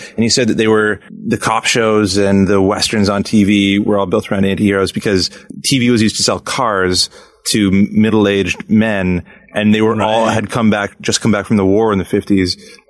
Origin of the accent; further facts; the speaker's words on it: Australia; And I'm an actor from Australia, so I can help you out.